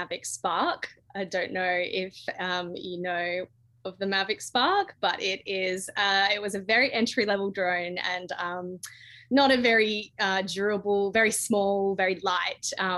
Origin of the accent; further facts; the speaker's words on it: Western Australia, Australia; Western Australia is my home state, and I've just got a really special connection with the down south. I actually live and work in the southwest now